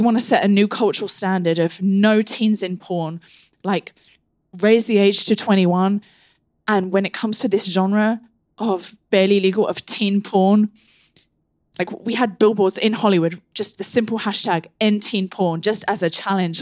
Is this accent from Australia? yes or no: no; England, United Kingdom; growing up in England